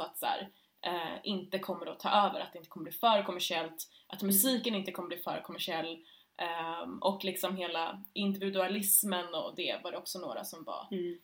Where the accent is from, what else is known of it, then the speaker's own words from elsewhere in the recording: Stockholm, Stockholm County, Sweden; jag är ju född och uppvuxen här i Stockholm, uh, i Östberga i södra Stockholm